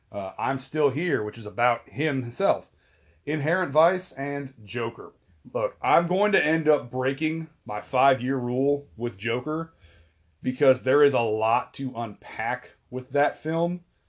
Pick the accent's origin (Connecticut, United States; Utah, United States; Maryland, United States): Utah, United States; Salt Lake City; Growing up in the Salt Lake City area